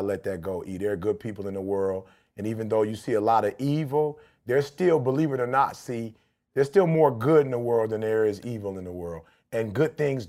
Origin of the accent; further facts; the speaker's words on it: Detroit, Michigan, United States; growing up in Detroit in general